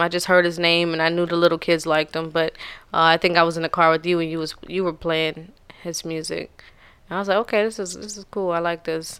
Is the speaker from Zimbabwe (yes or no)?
no; the South, United States; I'm from the South.